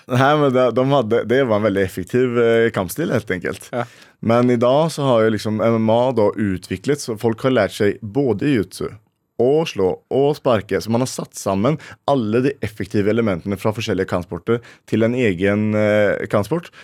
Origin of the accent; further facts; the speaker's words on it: Sweden; now in Norway; jeg kommer fra Sverige og føler liksom at jeg må eh, ja, representerer mine røtter